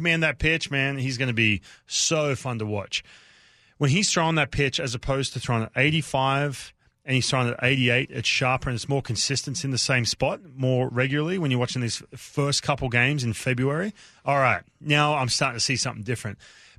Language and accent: English; Newcastle, New South Wales, Australia; When you grow up, where I grew up in Newcastle, where I grew up, on the beach, everyone surfs.